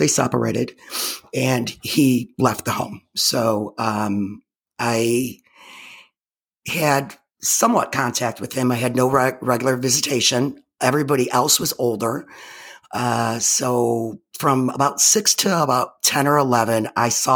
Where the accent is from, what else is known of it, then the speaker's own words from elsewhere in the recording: Chicago, Illinois, United States; I was born in 1967 in Chicago